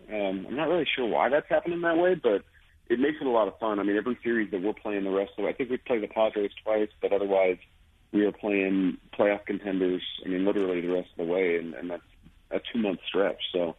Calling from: Denver, Colorado, United States; From Denver. I'm actually home.

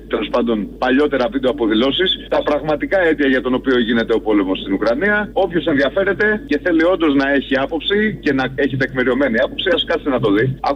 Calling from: Oslo, Norway; θυμάσαι ότι είμαι από Όσλο. Τι είσαι, τι είσαι? Από Όσλο σε παίρνω, από την Νορβηγία.

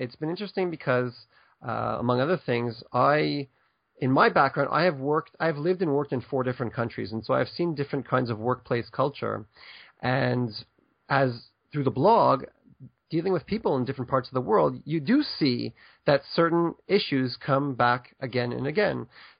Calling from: Ashdod, Southern District, Israel; So I'm actually right now in a town called Ashdod, which is about 35 kilometers south of Tel Aviv on the beach.

